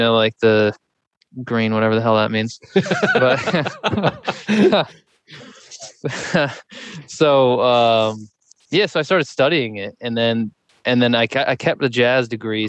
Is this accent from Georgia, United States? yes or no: no; Dallas, Texas, United States; also born or lived in Hanover / Vermont; now in New York City, United States; I was born in Dallas and grew up eating a lot of meat